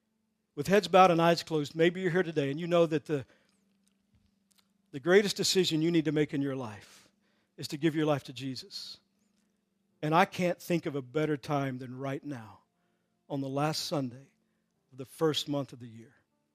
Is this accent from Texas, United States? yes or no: yes; Texas, United States; I'm from Texas, so a lot of this.